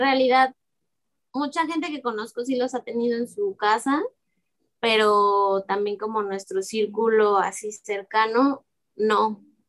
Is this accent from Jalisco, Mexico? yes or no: yes; Guadalajara, Jalisco, Mexico; moved away as an adult; also born or lived in Xalapa, Veracruz; now in Veracruz, Mexico; yo pues crecí en Guadalajara con mi familia